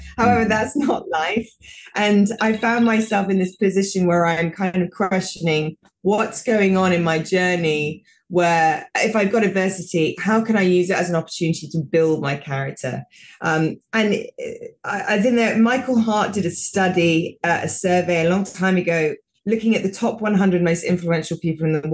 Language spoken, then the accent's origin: English; United Kingdom; moved away; also born or lived in United States; I'm British